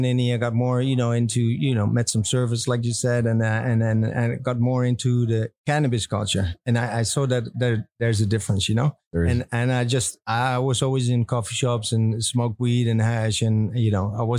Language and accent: English; Amsterdam, North Holland, Netherlands; also born or lived in United States; I grew up in Amsterdam. I was actually born here around the corner of this place on this canal